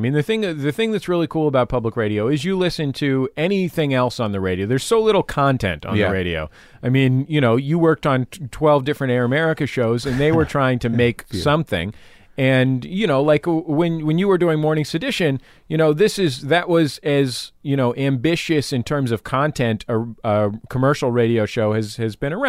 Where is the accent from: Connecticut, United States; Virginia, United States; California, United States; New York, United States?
California, United States; San Francisco; I'm from San Francisco, right? And I very sincerely grew up in the inner city.